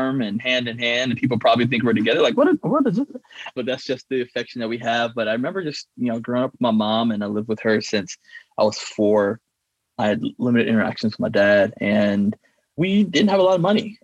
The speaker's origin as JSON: {"language": "English", "region": "Michigan", "country": "United States", "tie": "born or raised there", "moved": "as an adult", "said": "I grew up in Michigan"}